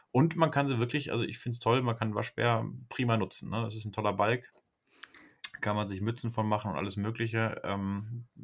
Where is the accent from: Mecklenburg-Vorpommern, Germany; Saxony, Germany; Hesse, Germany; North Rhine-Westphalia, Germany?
North Rhine-Westphalia, Germany; da wo ich herkomme, da äh, in der Ecke Kreislippe, also äh, da hatte ich im Kreis Höxter, im Nachbarkreis gejagt.